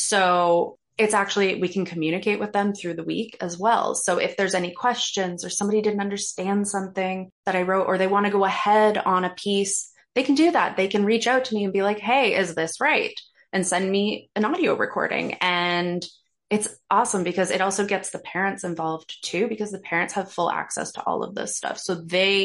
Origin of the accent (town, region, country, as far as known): Canada; born or raised there; moved away as an adult; now in Toronto, Canada